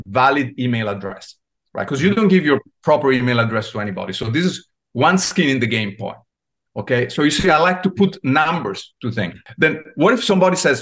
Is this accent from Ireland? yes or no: no; Italy; now in United States; I was born in Italy. I came to the US and I landed in Silicon Valley.